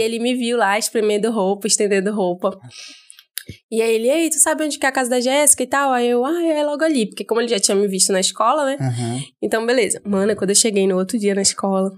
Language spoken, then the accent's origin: Portuguese; Manaus, Amazonas, Brazil; eu sou daqui de Manaus mesmo